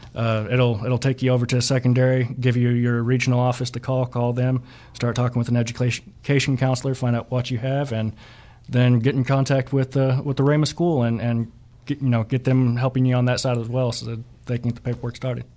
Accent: Catoosa, Oklahoma, United States; I'm actually from the Tulsa area, just east of Catoosa, about twenty minutes

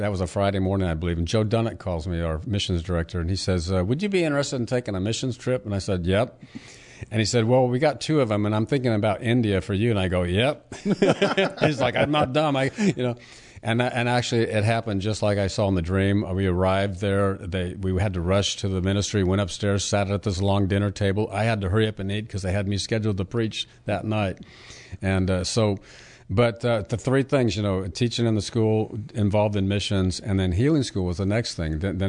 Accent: Puerto Rico; also born or lived in Hawaii; I was born in an Army hospital in Hawaii. I was raised on Navy bases and went to school at Army bases in Puerto Rico.

